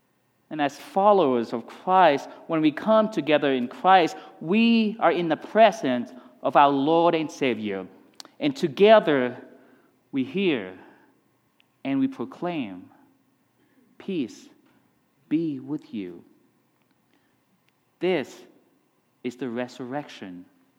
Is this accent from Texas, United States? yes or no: yes; Texas, United States; This is Colorado is the place where growing up in Texas is where I learned to ski.